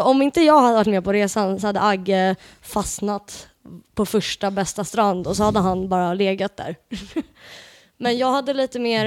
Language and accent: Swedish; Portugal; jag är ju portugis